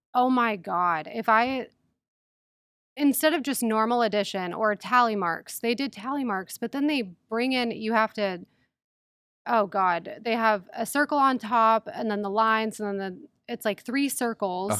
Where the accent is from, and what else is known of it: San Diego, California, United States; born or raised there; moved away as an adult; also born or lived in Mendota, Illinois